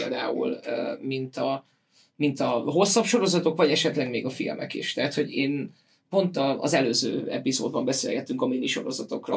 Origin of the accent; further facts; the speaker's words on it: Veszprém, Veszprém County, Hungary; Én Veszprémi vagyok